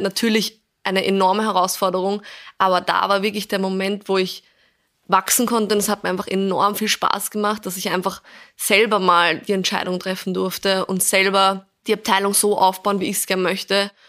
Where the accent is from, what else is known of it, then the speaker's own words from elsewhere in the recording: Vienna, Austria; ich komme ursprünglich aus Wien, bin auch hier aufgewachsen